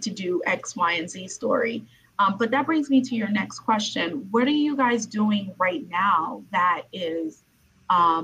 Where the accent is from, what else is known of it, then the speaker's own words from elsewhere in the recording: New York City, New York, United States; I'm from Brooklyn, New York